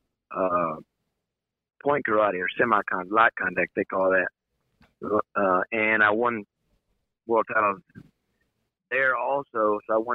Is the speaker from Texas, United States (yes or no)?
yes; Mansfield, Texas, United States; I was born in Mansfield, Texas in 1962, and my father he was running a gas station